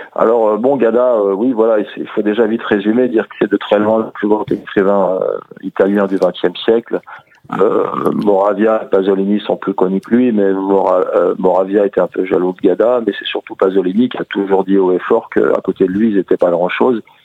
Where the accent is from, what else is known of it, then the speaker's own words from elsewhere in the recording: France; also born or lived in Corrèze, France / Sarcelles, France; j'ai passé un peu mon enfance en Corrèze, puis dans les cités, à Sarcelles